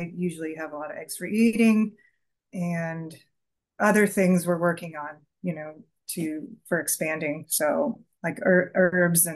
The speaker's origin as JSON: {"language": "English", "region": "Southern California", "country": "United States", "moved": "as an adult", "lives_now": "Vermont, United States", "said": "We're from California"}